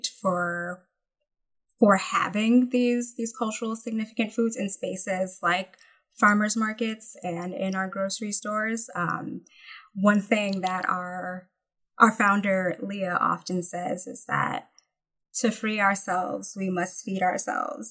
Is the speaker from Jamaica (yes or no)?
yes; Jamaica; moved away; also born or lived in New Jersey; as a Jamaican, I'm thinking of, you know, crops that are native to my homeland, like callaloo